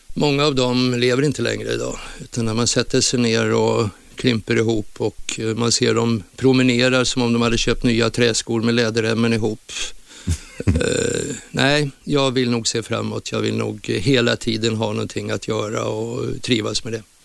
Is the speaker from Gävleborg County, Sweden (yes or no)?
yes; Gävle, Gävleborg County, Sweden; born or raised there